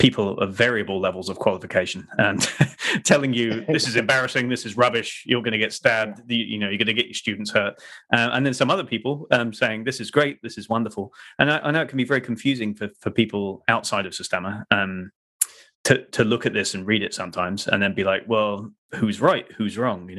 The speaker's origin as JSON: {"language": "English", "region": "England", "country": "United Kingdom", "said": "we are English"}